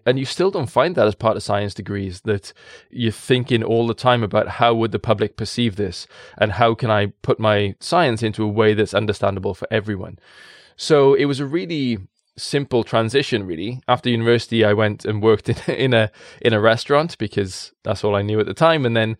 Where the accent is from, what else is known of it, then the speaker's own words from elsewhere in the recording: Wales, United Kingdom; People in the valleys, I'm in Caerphilly, just north of it, and it's a language made of mumbles, and I love it. Born and bred in the valleys in a coal mining town.